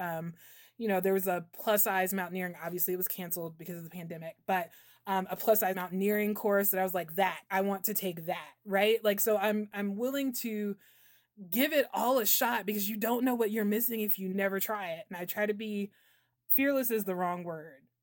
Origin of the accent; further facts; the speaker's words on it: South Carolina, United States; also born or lived in New Hampshire; I'm from South Carolina